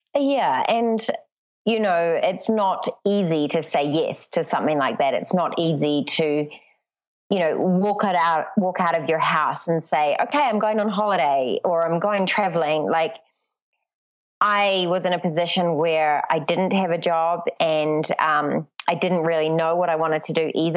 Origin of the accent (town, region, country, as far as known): New Zealand; born or raised there; moved away; also born or lived in Papua New Guinea